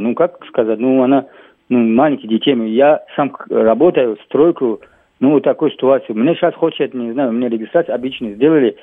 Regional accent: Tajikistan; now in Ryazan Oblast, Russia; у меня паспорт закончился таджикский

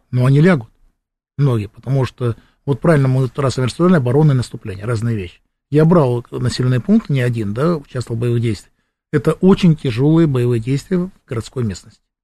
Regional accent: Krasnoyarsk, Krasnoyarsk Krai, Russia; Приезжаем в родной Красноярск

